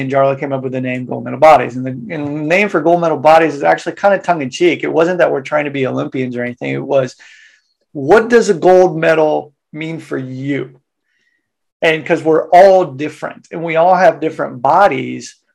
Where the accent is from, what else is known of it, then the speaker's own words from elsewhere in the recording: Wichita, Kansas, United States; moved away as an adult; now in Japan; originally from Wichita, Kansas, uh, Kansas boy, uh, born and bred there. Uh, when I was 18, left